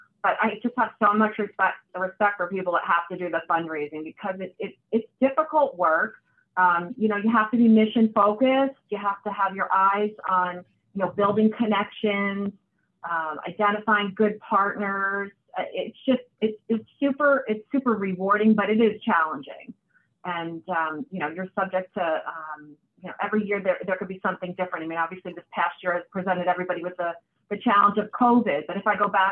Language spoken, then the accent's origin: English; Hamilton, New Jersey, United States; also born or lived in Poughkeepsie, New York / Ocean County, New Jersey; in my teen years, we moved to New Jersey. I grew up in Hamilton, graduated from Nottingham High School there.